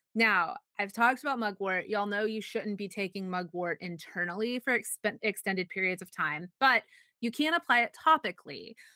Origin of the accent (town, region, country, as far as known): Texas, United States